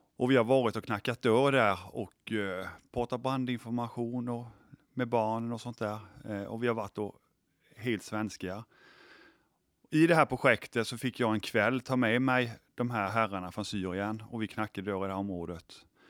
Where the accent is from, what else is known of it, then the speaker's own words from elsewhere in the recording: Sweden; vi svenskar